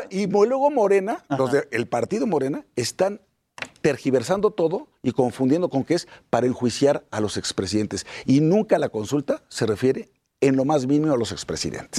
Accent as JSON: {"language": "Spanish", "region": "Puebla", "country": "Mexico", "said": "Soy poblano."}